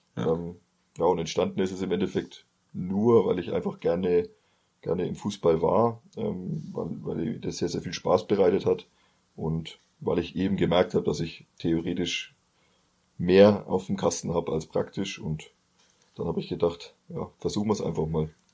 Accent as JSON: {"language": "German", "area": "Bamberg district", "region": "Bavaria", "country": "Germany", "tie": "born or raised there", "said": "Landkreis Bamberg, weil es ja so die Heimat damals dann war"}